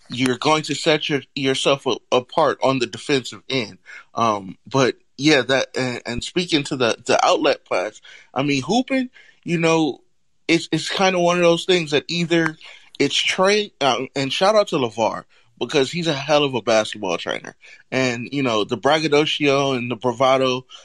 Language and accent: English; California, United States; now growing up in California, it's, it's a little bit more relaxed